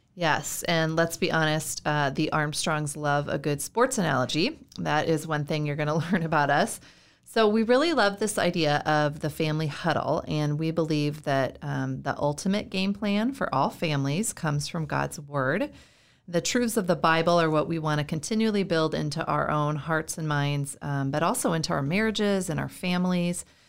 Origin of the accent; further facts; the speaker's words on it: Iowa, United States; moved away as an adult; also born or lived in California / Florida / North Carolina; now in Minnesota, United States; I'm from Iowa. Uh, I was born and raised there